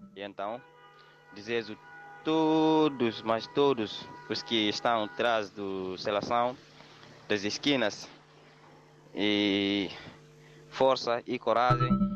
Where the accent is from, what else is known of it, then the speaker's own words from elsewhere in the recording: Fajonquito, Guinea-Bissau; now in Dakar, Senegal; lá em Fajonquito, a minha aldeia